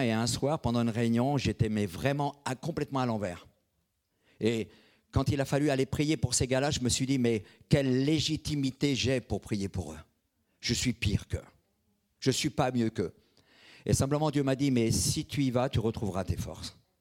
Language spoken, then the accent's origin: French; Brittany, France; je suis bretonne. Je suis breton